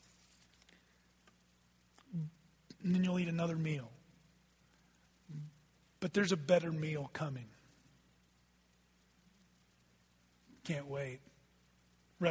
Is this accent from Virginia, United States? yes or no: no; Texas, United States; also born or lived in Oklahoma; I just said ain't from the pulpit, because I'm from Texas